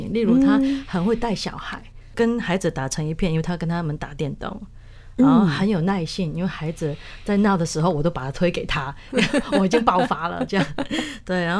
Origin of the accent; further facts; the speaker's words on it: Hong Kong; moved away as an adult; also born or lived in Taiwan; now in New Jersey, United States; 因为我从香港嫁到台湾嘛